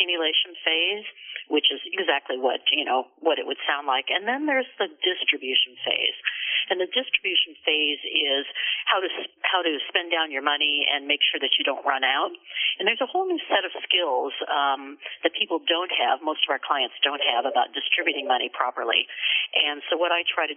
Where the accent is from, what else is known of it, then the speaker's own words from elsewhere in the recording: Southern California, United States; moved away as an adult; also born or lived in West Des Moines, Iowa / Santa Barbara, California; now in Seattle, United States; So we moved to Southern California where we lived until I went to college